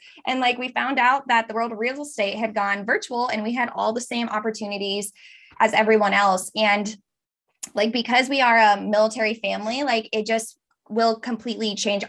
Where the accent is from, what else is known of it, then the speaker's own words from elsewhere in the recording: United States; now in Cambridge, United Kingdom; Michael and I actually do live in Cambridge, England. Yes, we are American